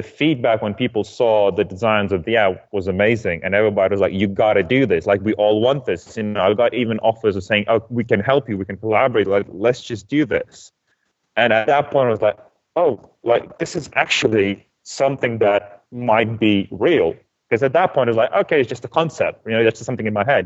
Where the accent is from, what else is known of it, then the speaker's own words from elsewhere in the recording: Lithuania; moved away as an adult; also born or lived in Denmark; I'm originally from Lithuania